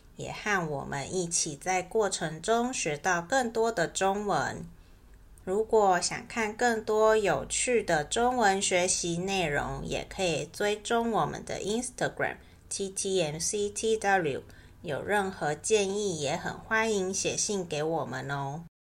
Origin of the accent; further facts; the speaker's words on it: Taiwan; 我一辈子都在台湾生活，也没去过中国